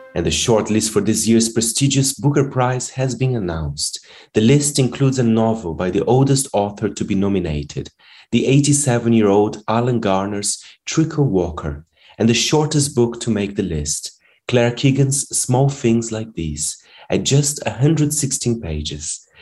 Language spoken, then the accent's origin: English; Brazil; moved away; my home country